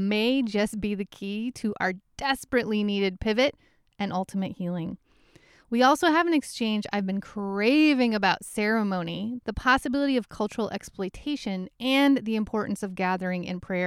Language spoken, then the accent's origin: English; Midwest, United States; accent: Midwest; my Midwest accent